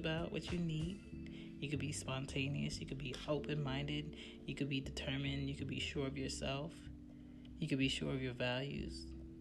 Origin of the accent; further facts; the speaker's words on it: Jamaica; I'm Jamaican